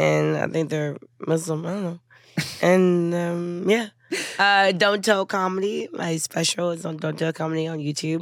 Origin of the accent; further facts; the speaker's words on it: Houston, Texas, United States; I'm from Houston